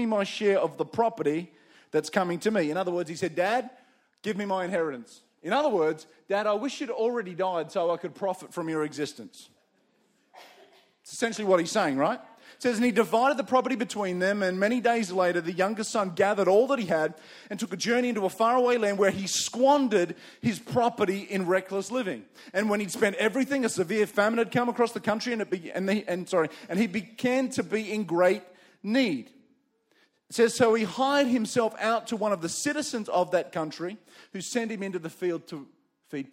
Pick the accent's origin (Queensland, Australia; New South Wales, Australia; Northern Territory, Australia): New South Wales, Australia; Campbelltown; also born or lived in Windsor, New South Wales; I was born in the western suburbs of Sydney. I was born in Campbelltown